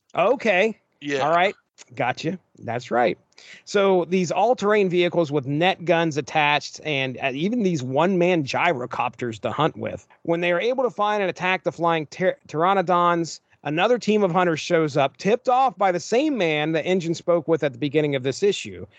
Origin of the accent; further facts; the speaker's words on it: Appalachia, United States; I am from Appalachia.